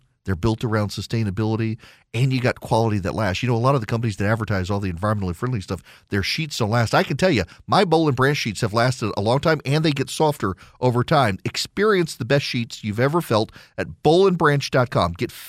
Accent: Dubai, United Arab Emirates; I grew up in Dubai, lost track and touch with every single person I went to school with.

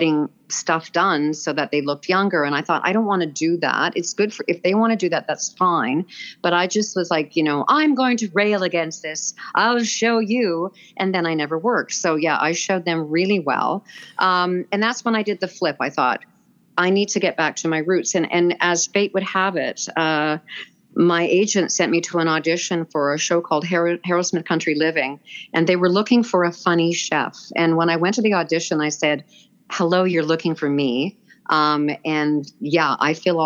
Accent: Vancouver, British Columbia, Canada; I'm born and raised in Vancouver

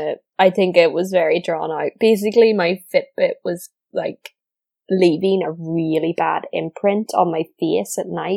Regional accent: Northern Ireland, United Kingdom; accent: Northern Irish; I sound so Northern Irish when I listen to myself back.

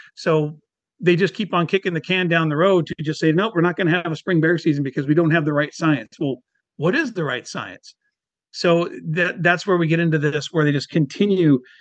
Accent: Washington, United States; also born or lived in Whidbey Island; born and raised in Washington State

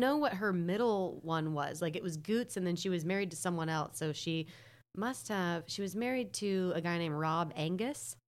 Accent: North Carolina, United States; I'm from North Carolina

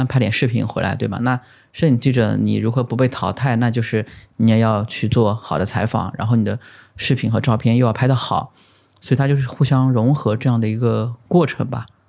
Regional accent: Lishui, Zhejiang, China; moved away as an adult; also born or lived in Jinyun County; now in New Haven, United States; 我老家或者是我家乡是在浙江的丽水

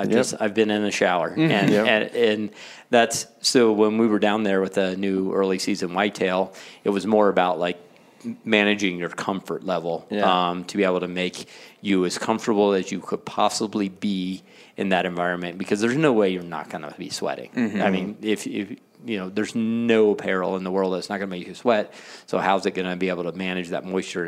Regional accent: the South, United States; I'm from the South

